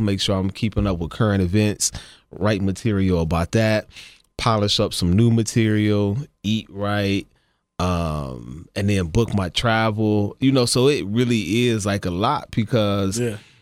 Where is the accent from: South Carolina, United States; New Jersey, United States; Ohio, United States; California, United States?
Ohio, United States; growing up in Ohio